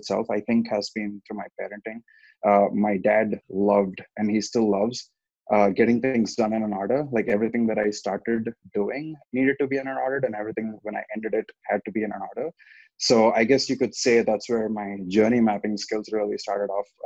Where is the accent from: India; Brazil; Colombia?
India; Hyderabad, Telangana; moved away as an adult; also born or lived in Chicago, Illinois, United States; now in Milwaukee, United States; I currently live in Milwaukee, Wisconsin, like Nabil just mentioned. But I'm originally from Hyderabad in India